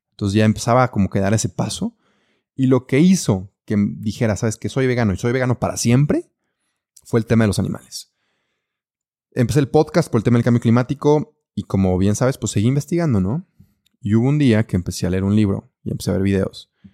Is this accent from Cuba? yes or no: no; Mexico; also born or lived in Belgium; así somos los mexicanos